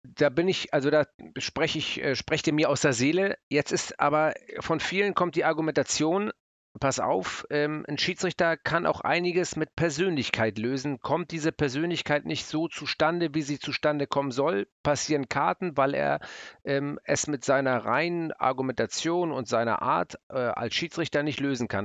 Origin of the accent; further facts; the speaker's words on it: Hamburg, Germany; ich bin ja Hamburger